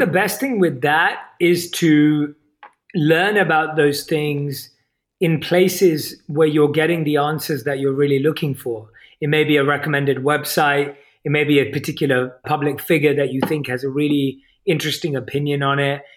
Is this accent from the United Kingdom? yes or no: yes; United Kingdom; accent: British; my British accent